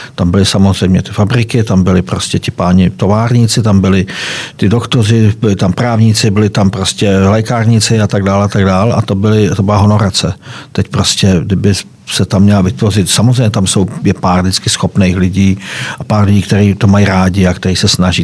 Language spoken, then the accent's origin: Czech; Rotava, Karlovy Vary Region, Czechia; moved away as an adult; also born or lived in Prostějov / Kraslice; Kraslice, já jsem tam bydlel od svých 14 eh, do 18 let. Předtím jsem bydlel ještě ve větší dítě jménem Rotava